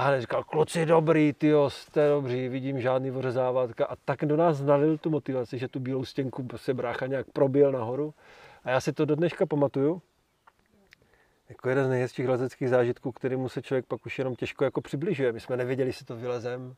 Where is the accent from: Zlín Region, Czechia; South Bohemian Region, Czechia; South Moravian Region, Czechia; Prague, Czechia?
South Moravian Region, Czechia; Brno; já jsem Brňák jako Poleno